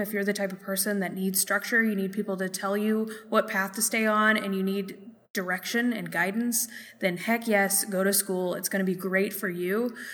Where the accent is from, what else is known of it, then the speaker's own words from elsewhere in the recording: Minneapolis, Minnesota, United States; here in Minneapolis in my hometown